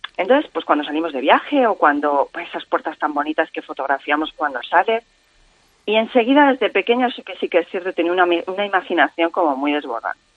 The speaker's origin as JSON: {"language": "Spanish", "area": "Cuenca", "region": "Castilla-La Mancha", "country": "Spain", "said": "el morteruelo de mi tierra"}